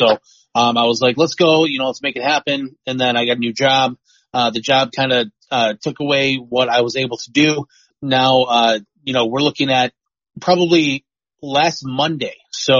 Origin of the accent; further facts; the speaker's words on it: Wheatfield, New York, United States; I'm actually from the North Town, so I'm from Wheatfield, New York.